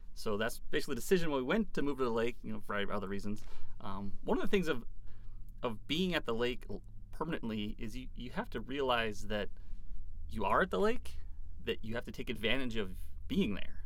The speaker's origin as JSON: {"language": "English", "town": "Moorhead", "region": "Minnesota", "country": "United States", "tie": "born or raised there", "also_born_or_lived": "Fargo, North Dakota / Glendon, Minnesota", "lives_now": "Big Current Lake, United States", "said": "I originally grew up in Moorhead, so I hadn't very strayed too far mm-hmm. from the area for the most part"}